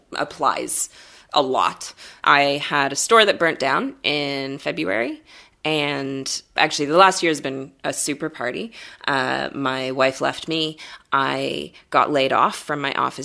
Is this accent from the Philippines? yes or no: no; Canada; as a Canadian, I'm also not like a proud Canadian